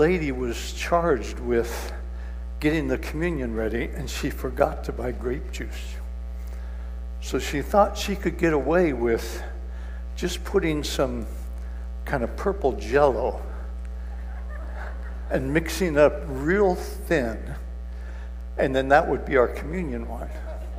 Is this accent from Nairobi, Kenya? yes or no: no; Kijabe, Kiambu County, Kenya; I was raised in Kenya, a mission station called Kajabi. And one of the beauties of that place is it was cool a lot of the time.